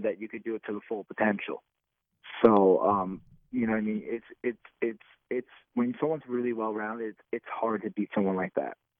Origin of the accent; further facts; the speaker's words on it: New Jersey, United States; make my state proud, make my, you know, my hometown proud